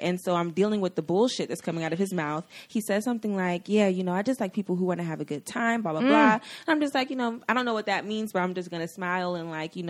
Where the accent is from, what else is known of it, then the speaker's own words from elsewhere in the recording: Atlanta, Georgia, United States; Ooh, but I am from Atlanta.